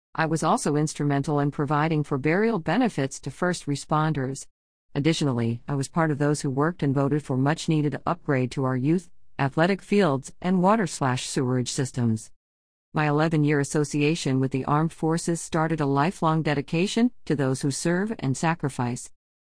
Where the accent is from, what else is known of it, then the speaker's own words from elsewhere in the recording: Lodi, California, United States; I was born and raised in the Lodi community and come from humble and modest beginnings.